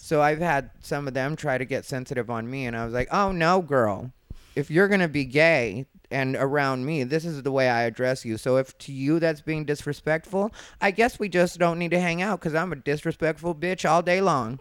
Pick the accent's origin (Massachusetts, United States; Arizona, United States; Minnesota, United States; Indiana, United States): Arizona, United States; I'm from Arizona